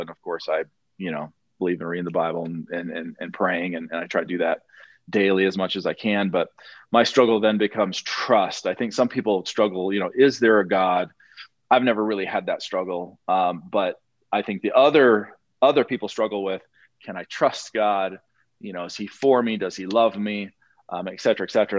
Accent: Montana, United States; moved away; I used to live in Montana. Uh, I was born in Montana

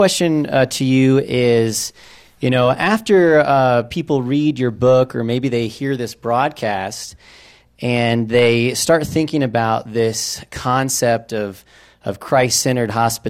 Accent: Tampa, Florida, United States; now in Falcon, United States; I'm originally from Tampa, Florida, but I live in Falcon, Colorado now.

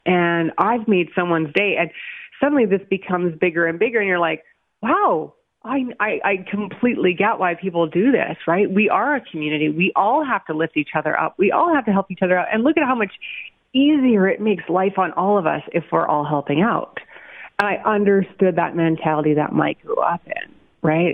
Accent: Calgary, Alberta, Canada; moved away as an adult; now in Okotoks, Canada; I was a city girl, born and raised in actually in northeast Calgary, deep northeast Paradale

